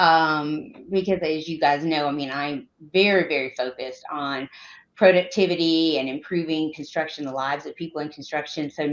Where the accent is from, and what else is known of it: Georgia, United States; born or raised there